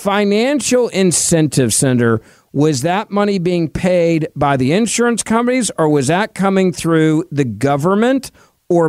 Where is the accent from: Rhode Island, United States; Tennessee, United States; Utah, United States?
Tennessee, United States; Memphis; my hometown of Memphis